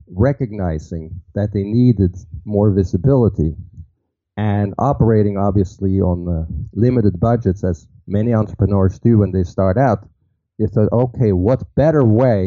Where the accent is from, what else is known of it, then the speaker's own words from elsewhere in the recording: Norway; now in New York City, United States; Most people think it's from Brooklyn since I, you know, work in New York City. I'm actually from Norway.